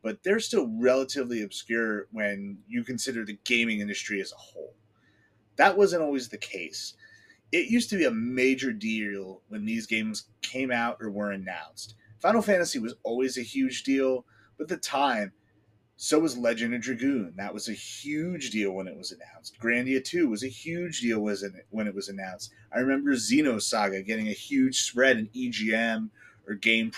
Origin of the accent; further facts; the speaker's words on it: northwest New Jersey, United States; I grew up in the middle of the woods on, you know, the rolling hills out in the northwest part of the state